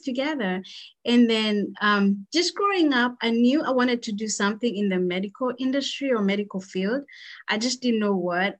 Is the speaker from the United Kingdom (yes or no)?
no; Kenya; moved away as an adult; now in United States; I grew up, born and raised in Kenya. So that's where I did uh, my schooling from um, kindergarten all the way to high school. And then I moved to the United States after high school